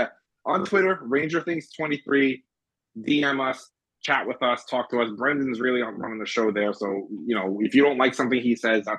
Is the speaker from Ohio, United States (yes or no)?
yes; Cleveland, Ohio, United States; I'm from Cleveland.